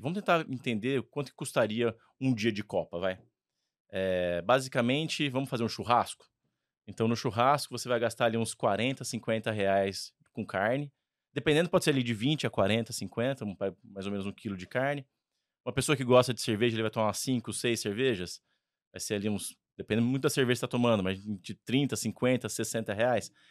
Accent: Ribeirão Preto, São Paulo, Brazil; accent: R caipira; eu sou de Ribeirão Preto. É, então você também vai ver algum R aqui do meu lado

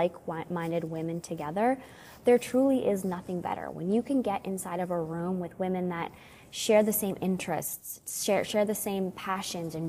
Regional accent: Canada; also born or lived in Alberta; my sister-in-law and I, we're from Canada, and we live in Alberta

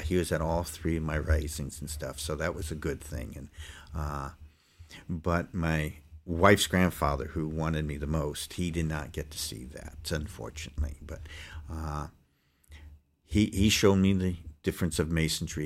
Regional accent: Los Angeles, California, United States; also born or lived in Poughkeepsie, New York / Pleasant Valley, New York; I grew up in the South Bay area, it's called, of L

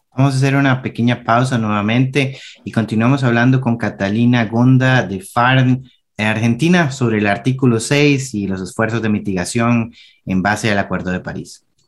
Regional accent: Costa Rica

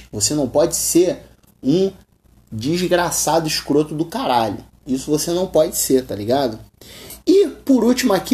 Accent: Rio de Janeiro, Brazil; eu sou do Rio de Janeiro, eu chego em um outro estado, os caras querem tirar onda comigo porque eu sou carioca. Falei com um sotaque diferente

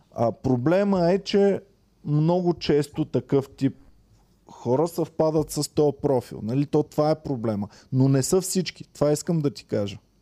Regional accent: Bulgaria; съм българин, ако съм извън България

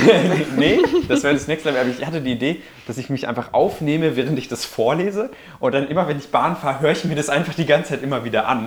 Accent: Münster, North Rhine-Westphalia, Germany; moved away; Ich komme ja aus Münster

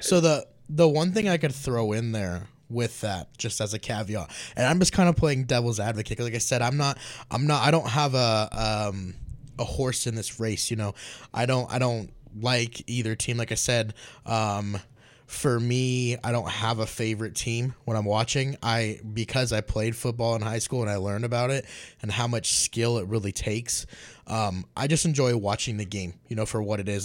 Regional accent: Las Vegas, Nevada, United States; I'm actually from Las Vegas

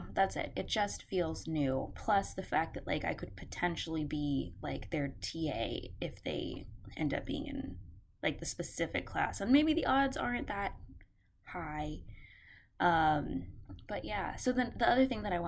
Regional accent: Houston, Texas, United States; born and raised in Houston, love my city.

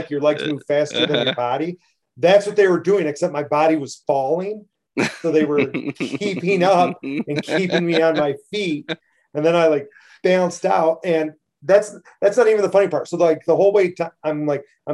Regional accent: Hell, Michigan, United States; I grew up just outside of Hell

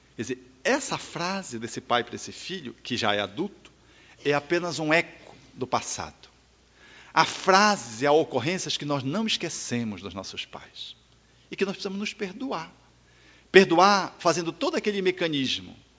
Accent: Belém, Pará, Brazil; eu nasci em Belém do Pará

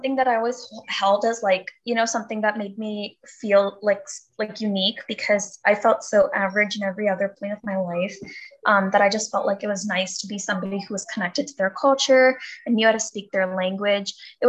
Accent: California, United States; also born or lived in India; I was born in California, but I moved to India when I was like around 8, I think, to take care of my grandma. And then we stayed there for 4 years and then I moved back.

